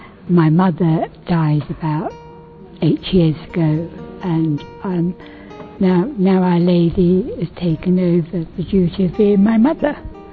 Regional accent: Northern Ireland, United Kingdom; born there; now in London, United Kingdom; …, I was born in Northern Ireland, but I've lived in London most of my life.

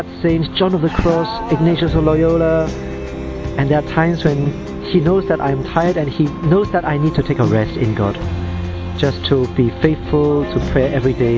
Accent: Hong Kong; I am 31 years old and I come from Hong Kong.

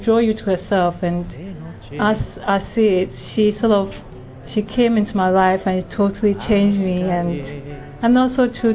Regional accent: Ghana; moved away; Originally, I'm from Ghana.

